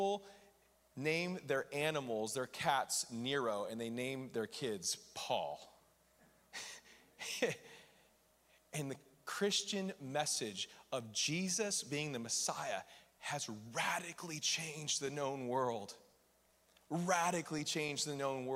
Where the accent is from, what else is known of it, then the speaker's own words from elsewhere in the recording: United States; I'm American